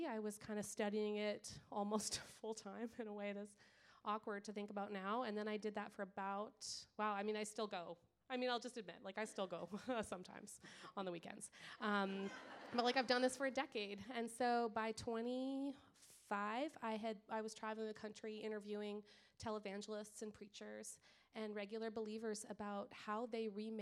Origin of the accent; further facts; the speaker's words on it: Winnipeg, Manitoba, Canada; I'm Canadian. Like every Canadian, they bring that up like second one. So I'm Canadian.